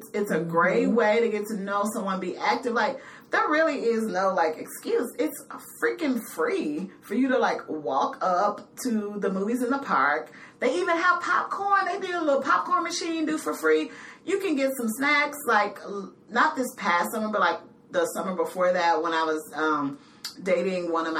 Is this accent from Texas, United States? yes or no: yes; Fort Worth, Texas, United States; now in Chicago, United States; I grew up in Fort Worth, Texas